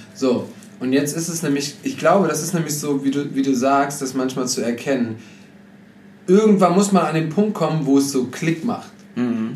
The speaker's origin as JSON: {"language": "German", "country": "Germany", "said": "als Deutscher"}